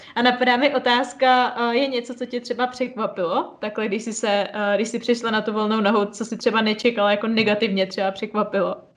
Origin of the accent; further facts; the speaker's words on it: Plzeň, Plzeň Region, Czechia; já jsem z Plzně